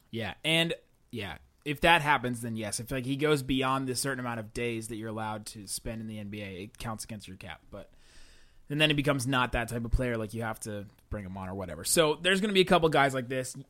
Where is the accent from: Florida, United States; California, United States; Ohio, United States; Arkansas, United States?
Ohio, United States; Cincinnati; now in Dallas, United States; I went to a lot of Reds games growing up because I grew up in Cincinnati